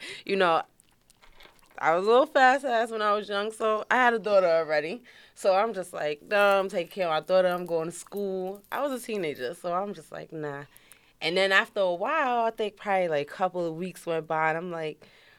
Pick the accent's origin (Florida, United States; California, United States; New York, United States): New York, United States; New York City; also born or lived in Brooklyn, New York; during teenage years, I was raised in Queens, Far Rockaway.